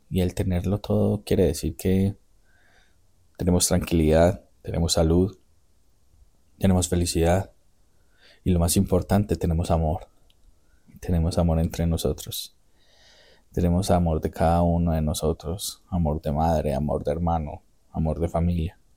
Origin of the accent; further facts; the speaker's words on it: Medellín, Antioquia, Colombia; Soy el menor de tres hijos Nacimos y crecimos en un barrio popular de la ciudad de Medellín. Crecimos solo con mi madre.